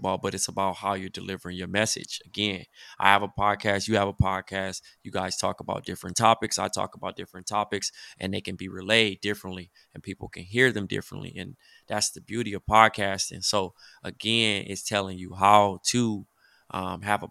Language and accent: English; Compton, California, United States; my hometown of Compton